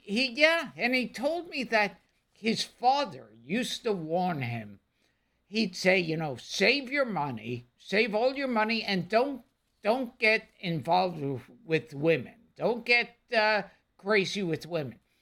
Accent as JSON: {"language": "English", "town": "New York City", "region": "New York", "country": "United States"}